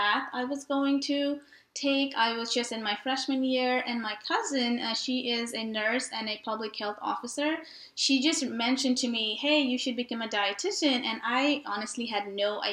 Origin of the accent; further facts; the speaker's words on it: Nepal; moved away as an adult; now in Fort Worth, United States; I was born and raised in Nepal and moved here about 10 years ago